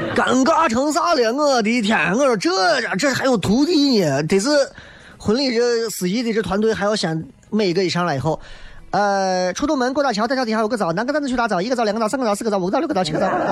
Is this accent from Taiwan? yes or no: no; Xi'an, Shaanxi, China; accent: Xi'an-flavoured Mandarin; 一直在用比较洋气的西安话，就是西安味道的普通话跟大家在做直播